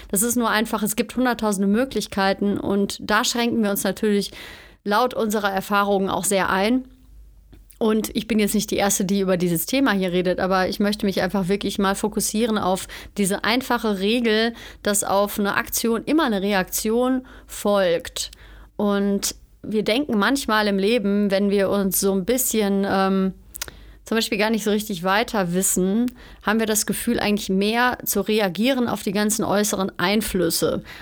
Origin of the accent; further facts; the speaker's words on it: Cologne, North Rhine-Westphalia, Germany; moved away as an adult; now in Bavaria, Germany; Ich bin vom Ruhrpott quasi, also von Köln, bin ich nach Bayern gezogen, in die Nähe von München.